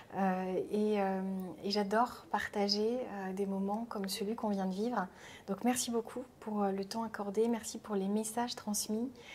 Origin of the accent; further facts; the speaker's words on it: Rennes, Brittany, France; je suis rennaise, hein, très attachée à la Bretagne